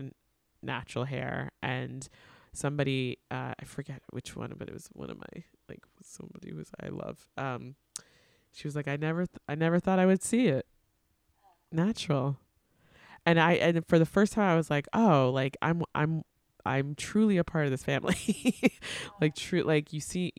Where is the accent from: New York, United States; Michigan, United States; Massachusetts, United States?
New York, United States; Long Island; also born or lived in Atlanta / Queens / Brooklyn; I grew up on Long Island